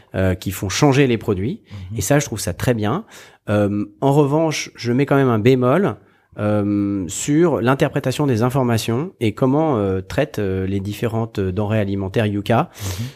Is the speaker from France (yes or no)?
yes; Haute-Savoie, Auvergne-Rhône-Alpes, France; also born or lived in south of France; je suis né dans le sud de la France et j'ai vécu toute mon enfance en Haute-Savoie